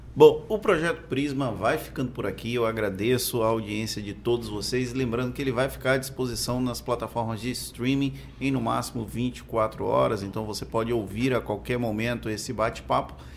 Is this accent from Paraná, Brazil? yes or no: no; Valença, Bahia, Brazil; now in Salvador, Brazil; Eu nasci e cresci em Valença